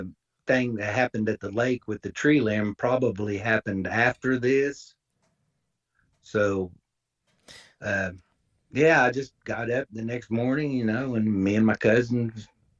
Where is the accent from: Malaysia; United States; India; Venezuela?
United States; Indiana; back in my hometown.